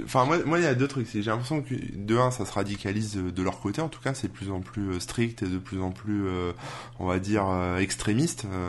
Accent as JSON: {"language": "French", "country": "France", "said": "chez nous en France"}